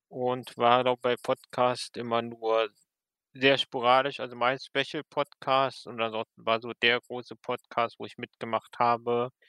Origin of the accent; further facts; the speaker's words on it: western Germany, Germany; Ich komme aus dem Westen der Republik.